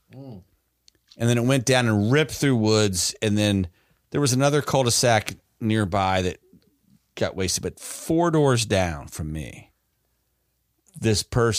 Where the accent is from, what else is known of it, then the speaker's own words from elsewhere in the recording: Florida, United States; I'm just kidding. I'm from Florida. I love you.